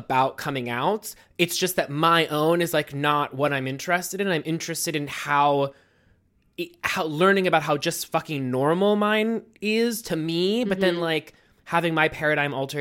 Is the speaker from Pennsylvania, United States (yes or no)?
yes; Mount Lebanon, Pennsylvania, United States; moved away as an adult; now in New York, United States; I grew up in Pittsburgh, Pennsylvania, in a suburb about 8 miles south of Pittsburgh called Mount Lebanon